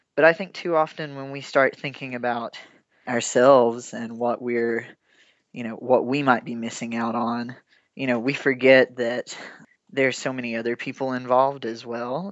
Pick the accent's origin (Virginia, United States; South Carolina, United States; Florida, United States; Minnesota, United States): Virginia, United States; Big Stone Gap; I grew up in Big Stone Gap, Virginia